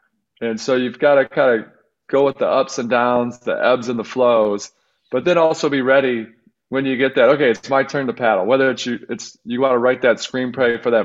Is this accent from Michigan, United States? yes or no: yes; outside of Detroit, Michigan, United States; I grew up outside of Detroit